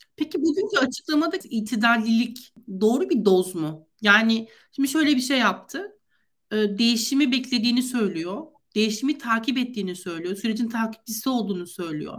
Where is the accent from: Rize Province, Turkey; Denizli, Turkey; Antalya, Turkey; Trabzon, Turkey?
Antalya, Turkey; Ben Antalyalıyım.